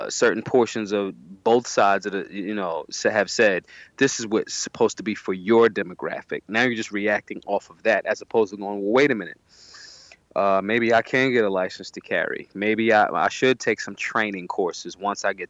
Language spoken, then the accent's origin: English; Philadelphia, Pennsylvania, United States; I'm from North Philly. You know, I've moved around all parts of Philadelphia in my youth. You know, but I'm originally from North Philadelphia